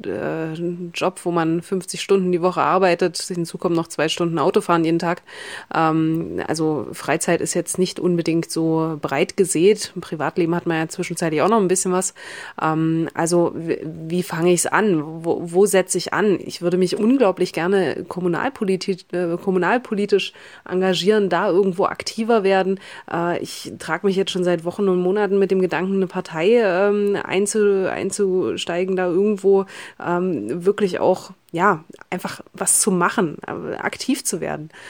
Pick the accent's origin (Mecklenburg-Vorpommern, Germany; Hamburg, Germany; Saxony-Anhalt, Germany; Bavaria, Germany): Saxony-Anhalt, Germany; ich komme aus Sachsen-Anhalt, ähm, kleinere Stadt Sachsen-Anhalt.